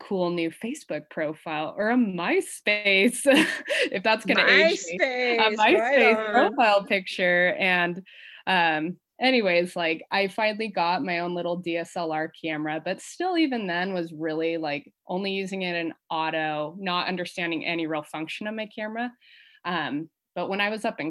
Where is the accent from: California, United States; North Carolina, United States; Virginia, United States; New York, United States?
California, United States; the Bay Area; also born or lived in Hawaii; now in Oregon, United States; I'm from the Bay Area originally